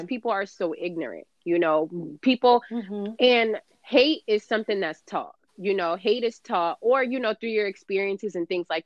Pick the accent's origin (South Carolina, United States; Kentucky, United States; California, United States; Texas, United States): California, United States; now in New Jersey, United States; I grew up in California